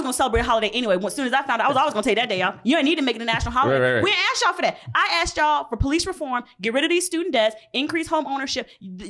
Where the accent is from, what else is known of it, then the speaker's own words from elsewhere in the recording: Georgia, United States; now in Minneapolis, United States; So I'm from Georgia. Okay. Grew up. Bible Belt, whatever. And so grew up predominantly white areas.